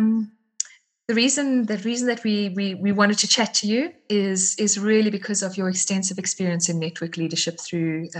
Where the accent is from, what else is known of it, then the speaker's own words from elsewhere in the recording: South Africa; I'm from South Africa